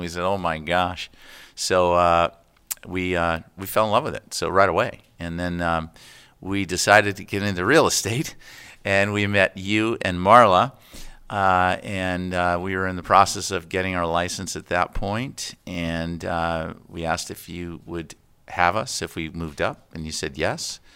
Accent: United States; also born or lived in Connecticut / Florida / Renton, Washington; now in Camano Island, United States; I grew up in Connecticut in Florida

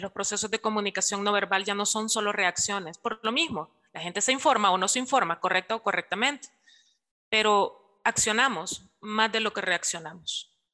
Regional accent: El Salvador; nosotros lo asociamos mucho acá en la cultura salvadoreña

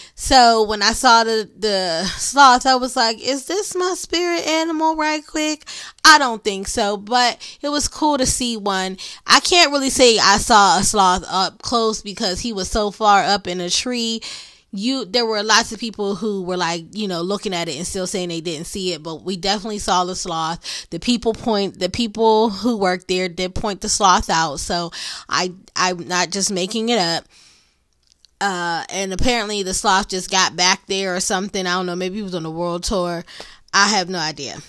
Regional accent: Pittsburgh, Pennsylvania, United States; accent: Pittsburgh; my Pittsburgh accent.

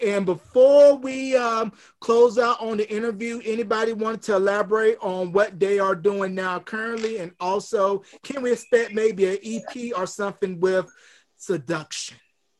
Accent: Gaston, North Carolina, United States; now in New Mexico, United States; Yeah, because I'm originally from North Carolina, like I was stating before this interview. You know, I'm in New Mexico, but originally from North Carolina.

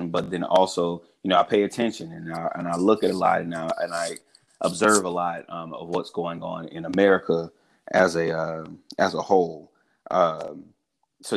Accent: South Carolina, United States; Born and raised in the South, in South Carolina

